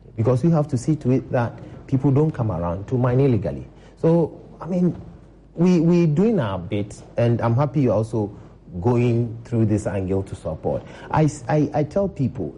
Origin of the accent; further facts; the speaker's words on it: Ghana; as a Ghanaian